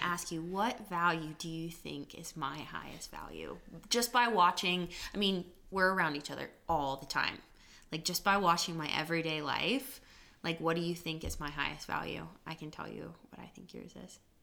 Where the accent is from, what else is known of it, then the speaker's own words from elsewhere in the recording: United States; we actually live as Americans